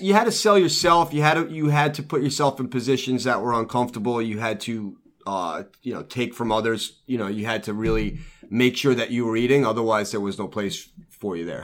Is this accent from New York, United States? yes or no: yes; New York City, New York, United States; also born or lived in Lido Beach, New York; I was born and raised in Brooklyn. I moved to Lido